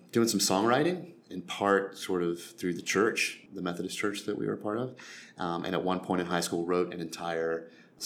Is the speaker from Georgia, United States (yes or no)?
yes; Albany, Georgia, United States; now in Nashville, United States; I grew up in Albany, Georgia, a fairly small town in southwest Georgia